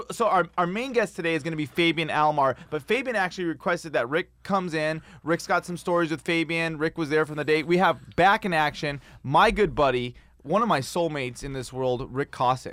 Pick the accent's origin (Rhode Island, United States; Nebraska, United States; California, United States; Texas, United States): California, United States; Pasadena; I grew up in Pasadena